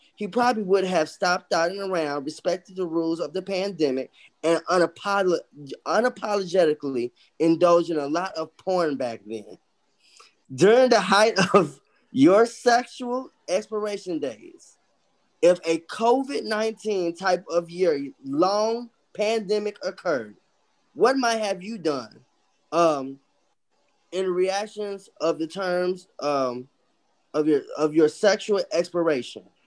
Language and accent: English; Chicago, Illinois, United States; My roots, even though I'm from Chicago, is Mississippi. My parents are from Mississippi.